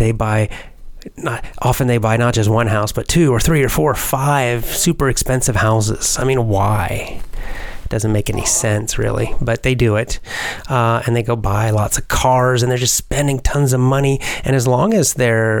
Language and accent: English; United States; I'm American